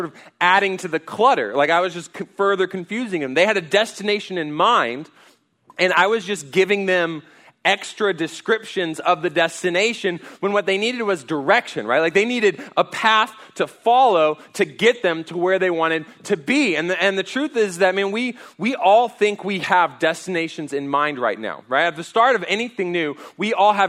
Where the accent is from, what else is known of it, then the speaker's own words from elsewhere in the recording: College Station, Texas, United States; I grew up in College Station